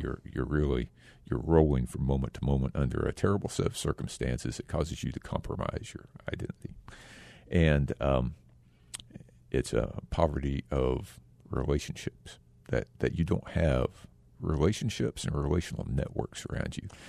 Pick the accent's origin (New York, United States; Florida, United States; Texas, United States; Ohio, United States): Texas, United States; also born or lived in Japan; now in Phoenix, United States; I grew up in Texas mostly, and most of my, uh, you know, also a little time in Japan